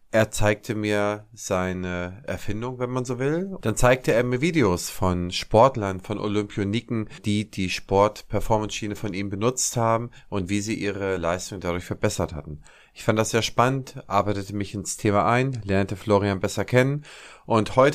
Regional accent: Erlangen, Bavaria, Germany; born there; es sind die beruflichen Strukturen gerade in meiner Geburtsstadt Erlangen eigentlich sehr vorgegeben.

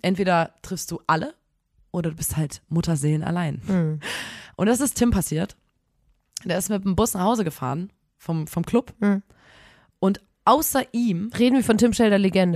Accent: Chemnitz, Saxony, Germany; bei uns in Chemnitz

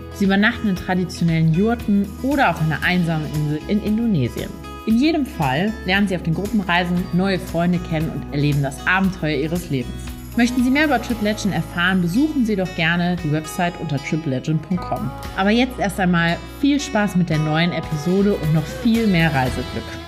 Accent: Friesland, Lower Saxony, Germany; moved away; also born or lived in Texas; bin aus Friesland groß geworden, habe mich da sehr gelangweilt

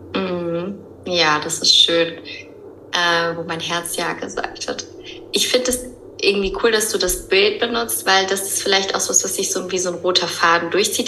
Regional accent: Höhr-Grenzhausen, Rhineland-Palatinate, Germany; moved away as an adult; also born or lived in Cologne; now in Barcelona, Spain; Ursprünglich komme ich aber aus dem Westerwald

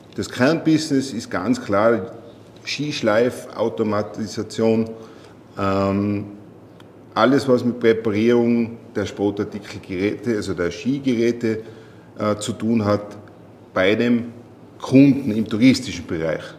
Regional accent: Tyrol, Austria; Ich komme aus Tirol

